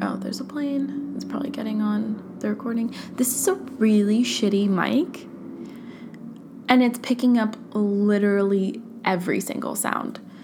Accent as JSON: {"language": "English", "area": "Orange County", "region": "California", "country": "United States", "tie": "born or raised there", "moved": "yes", "lives_now": "San Francisco, United States", "said": "growing up in Orange County"}